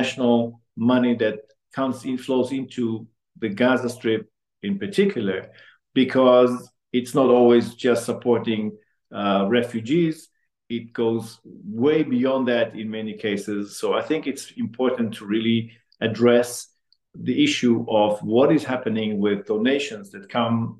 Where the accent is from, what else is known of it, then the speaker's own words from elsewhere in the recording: Amsterdam, North Holland, Netherlands; now in Ottawa, Canada; I was born in Holland and in Amsterdam. And my mother's and father's family is also from Amsterdam.